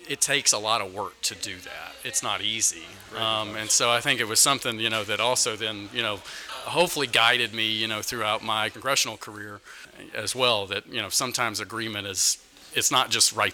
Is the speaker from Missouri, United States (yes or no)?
no; Dallas-Fort Worth area, Texas, United States; moved away as an adult; now in Washington, D.C., United States; I'm from the Dallas-Fort Worth area